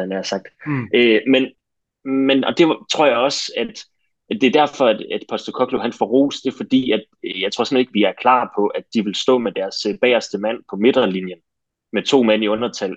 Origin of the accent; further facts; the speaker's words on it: Denmark; som danskere